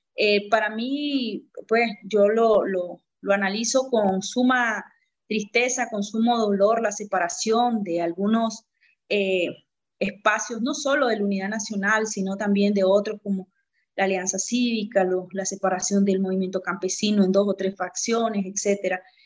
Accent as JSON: {"language": "Spanish", "country": "Nicaragua", "moved": "as an adult", "said": "no es porque me vine porque quería estar fuera de Nicaragua, al contrario, quisiera regresar lo más pronto posible"}